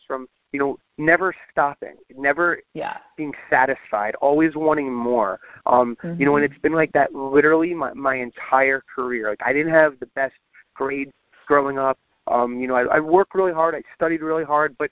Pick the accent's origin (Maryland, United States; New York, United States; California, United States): New York, United States; Long Island; I grew up on Long Island.